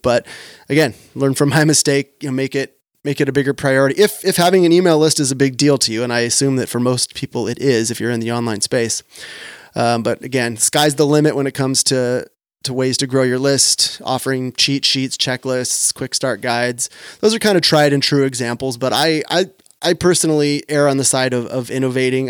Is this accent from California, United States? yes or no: yes; Sacramento, California, United States; right here in my hometown of Sacramento